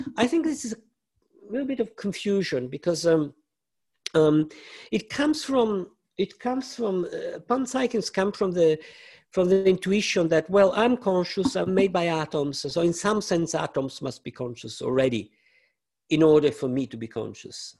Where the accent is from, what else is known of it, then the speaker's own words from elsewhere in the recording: Italy; I grew up in Italy